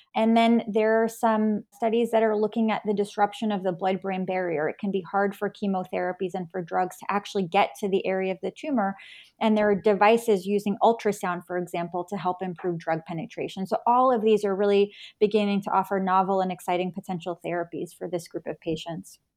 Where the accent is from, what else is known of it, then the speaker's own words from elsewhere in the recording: New York, United States; moved away as an adult; also born or lived in North Carolina / San Francisco, California; now in Virginia, United States; I grew up in New York